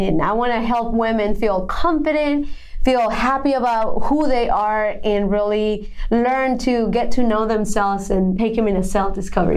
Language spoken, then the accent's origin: English; Bogotá, Bogotá Capital District, Colombia; English is a second language; moved away as an adult; now in United States; I was born and raised in Bogota, Colombia